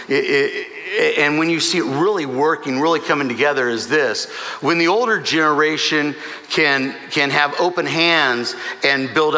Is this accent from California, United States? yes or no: yes; Southern California, United States; I'm from Southern California